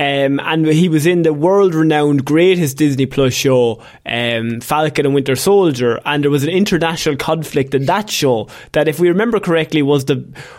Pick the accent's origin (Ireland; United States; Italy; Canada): Ireland; as Irish people